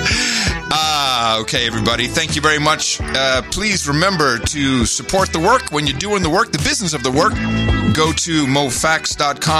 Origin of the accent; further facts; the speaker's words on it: United States; also born or lived in Netherlands; I was from America